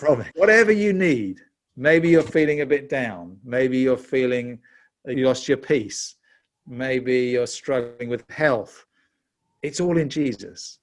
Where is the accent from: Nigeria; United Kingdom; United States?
United Kingdom; London; you can tell from my accent, I'm, I'm actually a Brit. I was born in London in nineteen fifty-seven.